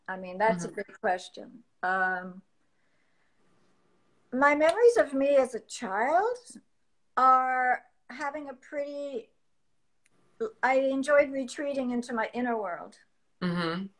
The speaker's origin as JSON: {"language": "English", "town": "Paris", "region": "Île-de-France", "country": "France", "tie": "born or raised there", "also_born_or_lived": "Washington, D.C., United States", "lives_now": "United States", "said": "I grew up mostly in Europe and also in Washington, D.C. But I think my formative years was my adolescence in Paris and in the countryside around Paris"}